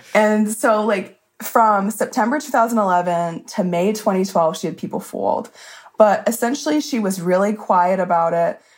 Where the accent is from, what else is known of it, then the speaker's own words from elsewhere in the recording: Alabama, United States; moved away as an adult; also born or lived in Mississippi; now in North Carolina, United States; I was born in Mississippi, but lived most of my life in Alabama. Now I'm in North Carolina